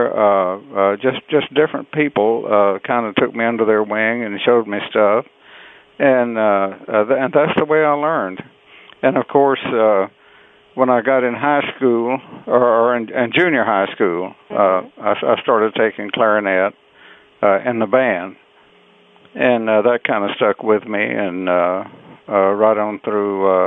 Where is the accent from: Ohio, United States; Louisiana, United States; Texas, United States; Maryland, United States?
Texas, United States; Beaumont; I was born in Beaumont, Texas, down in southeast Texas, in uh, October 1934.